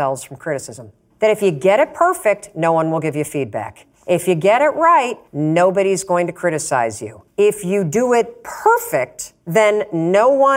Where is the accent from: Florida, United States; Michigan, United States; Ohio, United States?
Michigan, United States; Muskegon; born or raised there; moved away as an adult; now in Boston, United States